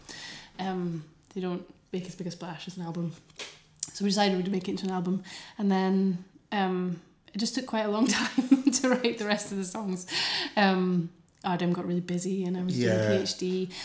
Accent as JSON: {"language": "English", "region": "Doric-speaking North East Scotland", "country": "United Kingdom", "tie": "born or raised there", "accent": "Doric", "said": "I used to speak a bit of Doric, you know, not very well, but and I grew up around Doric"}